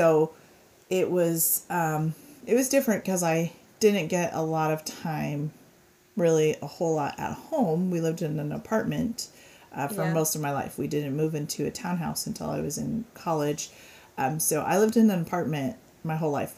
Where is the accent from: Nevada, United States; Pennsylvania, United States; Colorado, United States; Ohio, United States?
Colorado, United States; Denver; I grew up in Denver